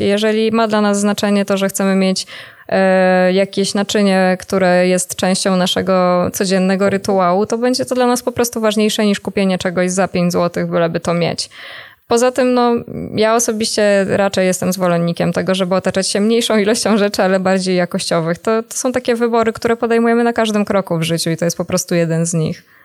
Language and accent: Polish; Warsaw, Masovian Voivodeship, Poland; ja jestem na przykład z Warszawy